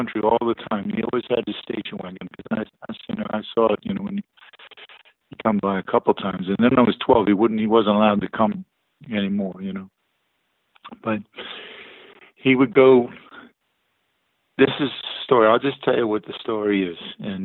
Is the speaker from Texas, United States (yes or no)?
yes; Texas, United States; also born or lived in California / New Jersey; Originally I was from Texas, and then we moved to Fort Ord area, which is in California. My dad was in the food service industry, so we moved around, you know. Then we ended up in New Jersey, mostly New Jersey.